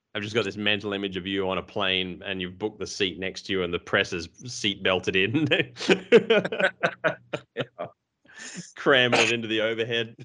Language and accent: English; Australia; we're Australian